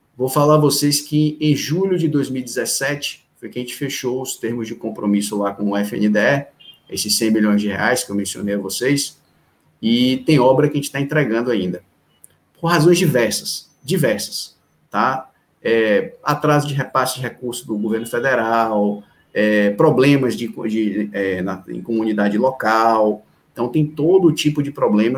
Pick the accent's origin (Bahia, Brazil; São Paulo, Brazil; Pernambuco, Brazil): Bahia, Brazil; Salvador; also born or lived in Recife; eu sou de Recife, mas eu moro aqui em Salvador sempre desde de um ano de idade, então minha vida inteira foi foi aqui em Salvador